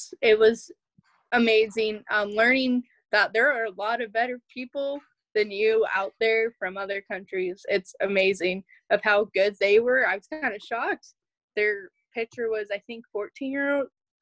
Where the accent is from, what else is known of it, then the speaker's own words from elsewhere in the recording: Russell, United States; I am from Russell. I am a senior at Russell High